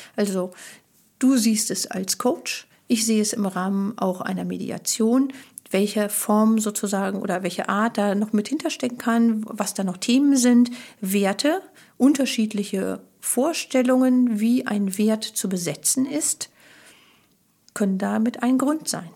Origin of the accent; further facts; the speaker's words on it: Germany; als Deutsche